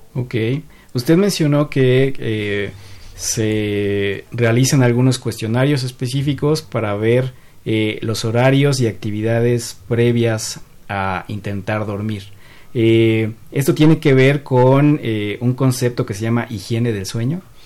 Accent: Mexico; nuestro componente como sociedad, como sociedad mexicana

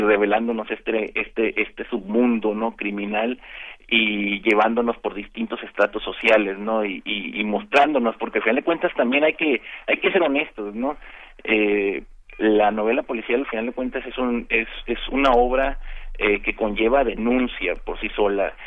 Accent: Mazatlán, Sinaloa, Mexico; moved away as an adult; now in Tijuana, Mexico; antes de venirme a vivir a Tijuana, yo, yo viví toda mi infancia y juventud en Mazatlán

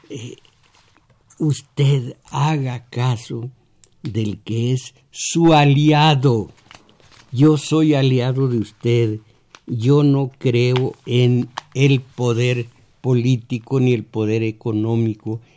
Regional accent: Mexico; soy cascán de origen, según por mi abuela, eh, del Cerro del Mixtón, conozco mi historia, soy mexicano

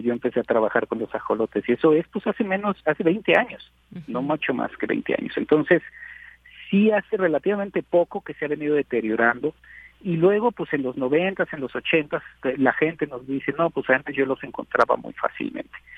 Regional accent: Mexico

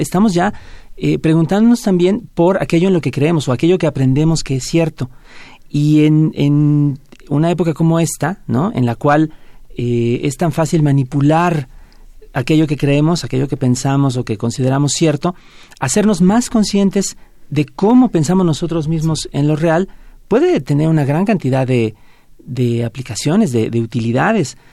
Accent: Mexico

